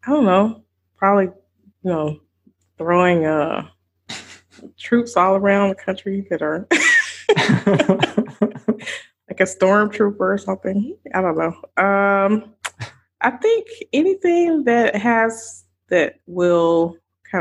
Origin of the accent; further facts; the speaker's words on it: the South, United States; I grew up in the South